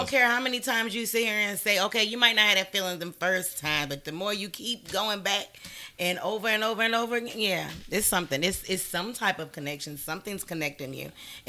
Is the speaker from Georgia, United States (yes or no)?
yes; Augusta, Georgia, United States; Like, I'm from Augusta, but when that person was here, you gave them no love.